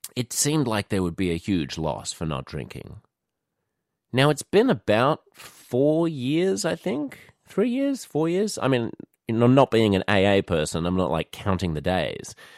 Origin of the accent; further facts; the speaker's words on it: Australia; moved away as an adult; also born or lived in New York City; being an Australian, it's woven into the fabric of our lives here.